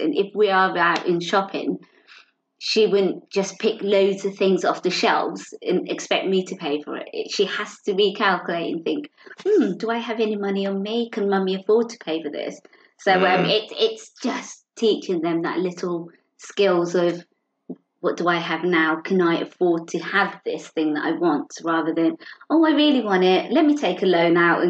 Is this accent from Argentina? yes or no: no; London, United Kingdom; moved away as an adult; now in Northampton, United Kingdom; I grew up in London, so all my friends are still back there